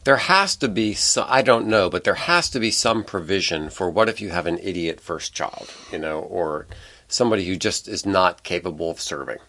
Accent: United States; I grew up in America

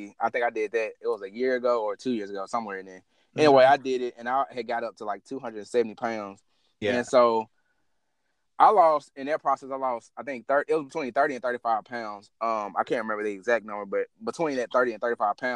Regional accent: the South, United States; I'm still a Southerner at heart

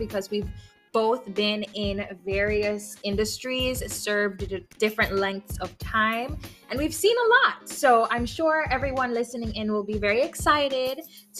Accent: Jamaica; we're Jamaican.

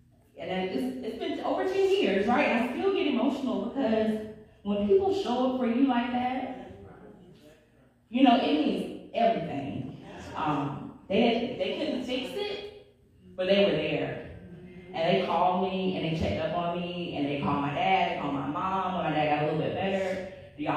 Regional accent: North Carolina, United States; I was from North Carolina, we all were

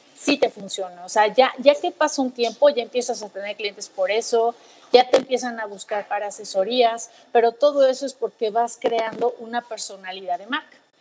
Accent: Mexico; como mexicanos

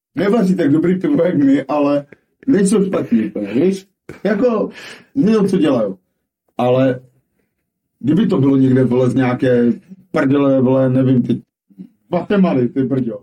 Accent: Moravia, Czechia; u nás na Moravě

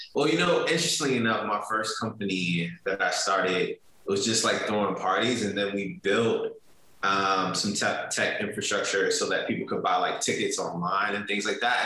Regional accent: Richmond, Virginia, United States; growing up in Richmond was was was was great

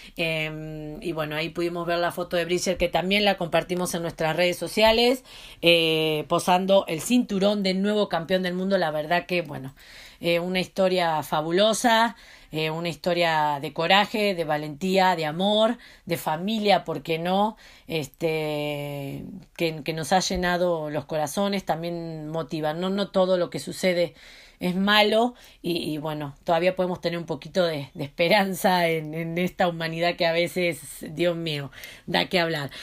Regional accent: Mexico; como buena mexicana que me siento

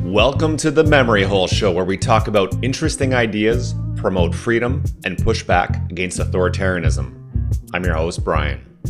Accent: Southern Ontario, Canada; first language French; English is a second language; I grew up in Southern Ontario as the first generation that was born outside of Quebec

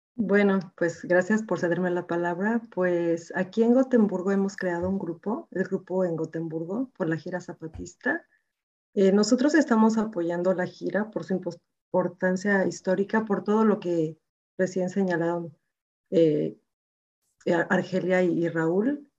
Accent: Mexico; now in Gothenburg, Sweden; personalmente como mexicana me siento súper orgullosa

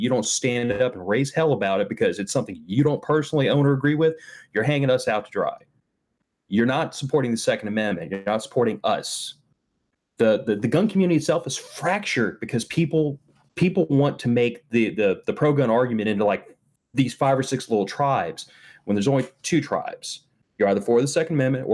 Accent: Texas, United States; Texas is my home state

